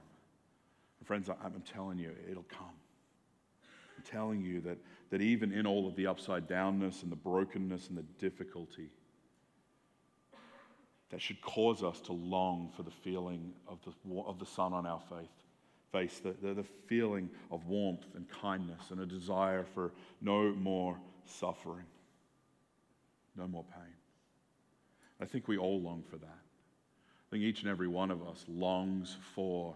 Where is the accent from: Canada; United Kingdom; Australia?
Australia; moved away as an adult; also born or lived in Seattle area, United States / Albuquerque, NM, United States; now in United States; I grew up in Australia, where like the sun doesn't go away for more than 2 hours for like 9 months of the year.